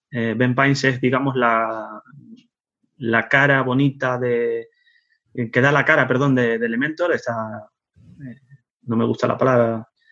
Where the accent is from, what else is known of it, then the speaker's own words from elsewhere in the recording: Tenerife, Canary Islands, Spain; also born or lived in Netherlands / Zaragoza; Nací en Holanda, eh, fue un 24 de marzo de, 1974 y me crié en Tenerife